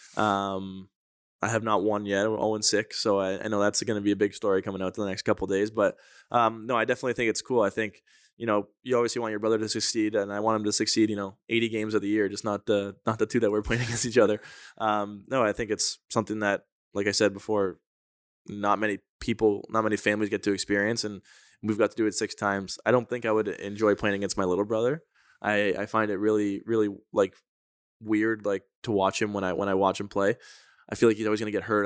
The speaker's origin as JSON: {"language": "English", "town": "Toronto", "region": "Ontario", "country": "Canada", "tie": "born or raised there", "said": "growing up in Toronto, we we got you know fortunate enough to all play on the same organization"}